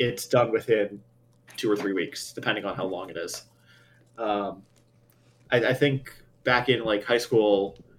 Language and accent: English; New York City, New York, United States; grew up in New York too.